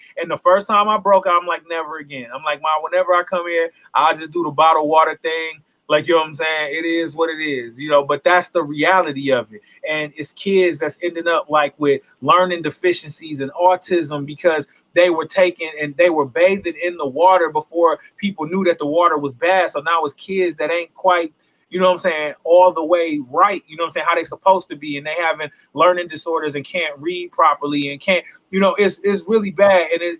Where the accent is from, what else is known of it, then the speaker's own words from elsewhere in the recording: Flint, Michigan, United States; growing up in Flint, we always knew the Flint River was trifling. Nobody goes and swims in the Flint River, bro. Like, this is like a thing in Flint.